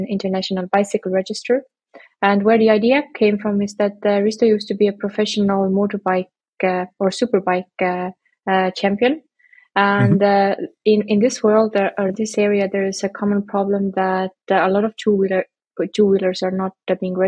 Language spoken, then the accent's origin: English; Estonia; now in Berlin, Germany; we are from Estonia